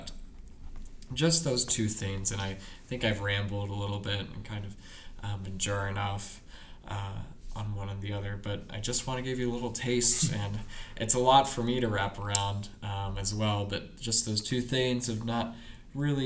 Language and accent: English; Seattle, Washington, United States; moved away as an adult; also born or lived in Spokane, Washington; now in Detroit, United States; I'm from Seattle